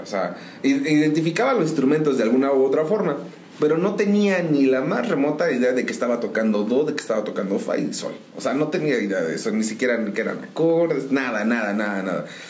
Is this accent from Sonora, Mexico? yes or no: no; San Juan del Río, Querétaro, Mexico; Pues yo soy originario de aquí de San Juan del Río. Aquí nacidito en uno de los hospitales